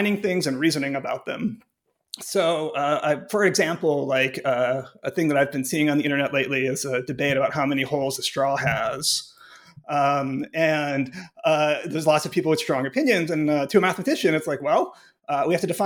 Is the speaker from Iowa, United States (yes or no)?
no; Cleveland, Ohio, United States; moved away as an adult; also born or lived in Pittsburgh, Pennsylvania / Urbana-Champaign, Illinois / Chicago, Illinois; now in Grinnell, United States; I grew up in Cleveland, Ohio